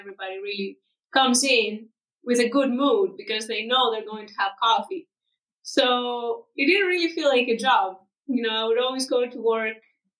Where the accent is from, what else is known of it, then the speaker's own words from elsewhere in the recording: Greece; moved away as an adult; also born or lived in Dublin, Ireland; I come from Greece, and I was living in Dublin in Ireland for about 4 years up until 2020